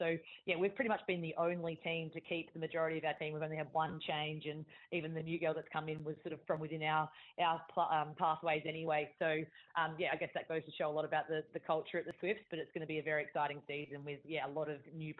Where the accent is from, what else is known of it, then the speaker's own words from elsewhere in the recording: Adelaide, South Australia, Australia; moved away as an adult; now in Sydney, Australia; And when I moved over from Adelaide at the end of the 2016 season, I sort of thought, oh, I'll just come to Sydney and get a new experience for a couple of years and then probably just end up going home.